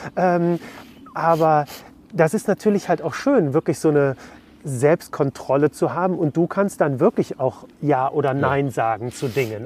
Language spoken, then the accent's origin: German; Cologne, North Rhine-Westphalia, Germany; ich bin in, in Köln geboren